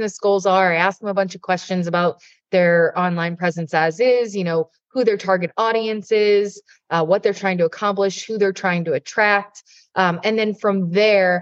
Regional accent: Jupiter, Florida, United States; where I'm based, my hometown in Jupiter, Florida

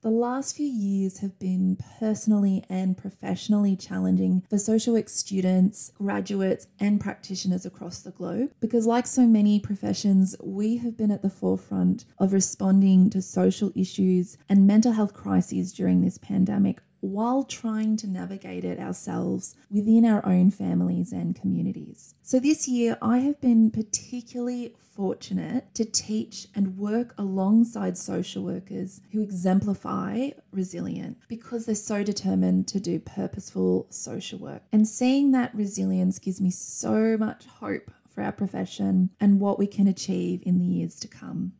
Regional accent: Wagga Wagga, New South Wales, Australia; an Australian social work educator. It is such a pleasure to be joining you for this special episode from my hometown of Wagga Wagga

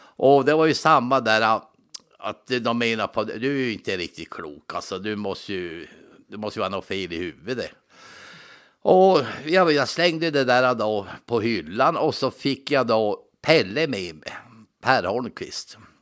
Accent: Norrbotten County, Sweden; also born or lived in Linköping; jag var ju ensam från Norrbotten

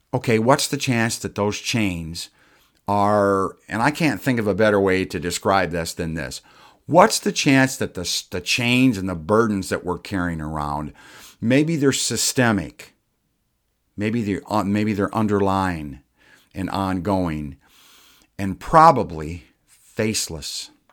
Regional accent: United States; as an American

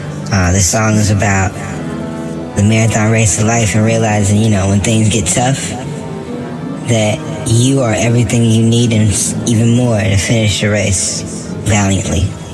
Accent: Dallas, Texas, United States; now in Brooklyn, United States; I am a producer, engineer, songwriter, and rapper based out of Brooklyn, New York, born and raised in Dallas, Texas.

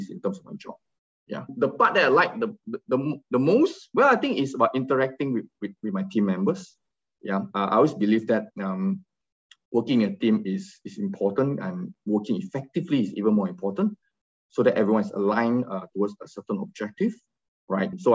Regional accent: Kuala Lumpur, Malaysia; I'm from Kuala Lumpur, Malaysia.

